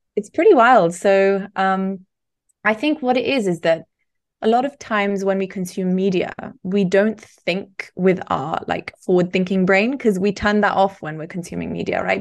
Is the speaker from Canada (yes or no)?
no; Barcelona, Catalonia, Spain; now in United Kingdom; growing up in Spain, it is in many ways similar to growing up in the U K